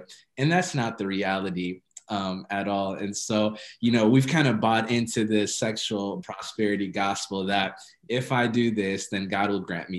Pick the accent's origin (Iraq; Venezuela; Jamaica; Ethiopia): Ethiopia; I grew up, I'm Ethiopian, and I grew up in the Ethiopian church